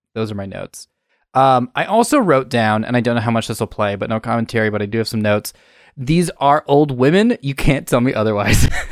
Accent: England, United Kingdom; moved away; I'm Brit, I'm, my, I'm originally British

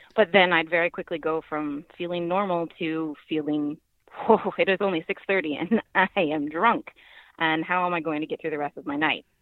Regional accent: Virginia, United States; I'm from Virginia

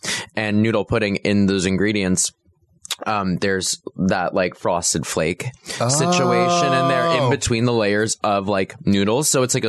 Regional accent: Florida, United States; I'm from... I was born in Florida.

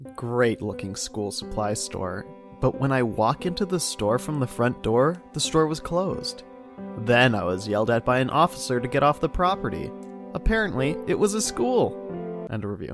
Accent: Ohio, United States; moved away; also born or lived in Indiana; I'm from Ohio

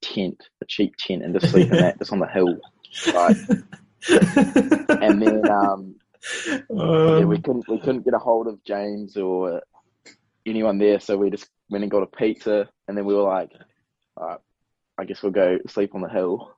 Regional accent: New Zealand; born or raised there

